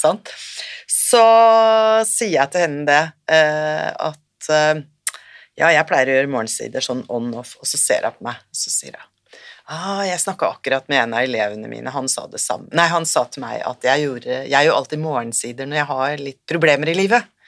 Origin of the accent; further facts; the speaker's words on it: Norway; moved away as an adult; also born or lived in Sri Lanka; kommer jeg fra Norge